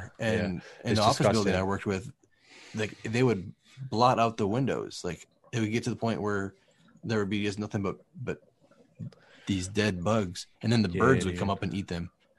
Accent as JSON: {"language": "English", "region": "Midwest", "country": "United States", "tie": "born or raised there", "moved": "yes", "lives_now": "Southern California, United States", "said": "I grew up in the Midwest"}